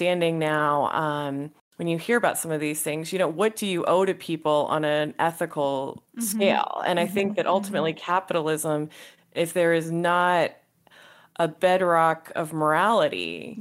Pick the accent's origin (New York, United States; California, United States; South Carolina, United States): California, United States; San Francisco Bay Area; I come from the San Francisco Bay Area